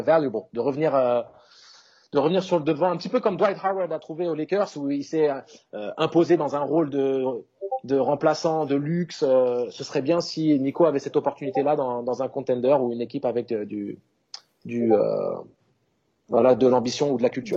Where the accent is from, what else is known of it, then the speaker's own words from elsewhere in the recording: France; en tant que Français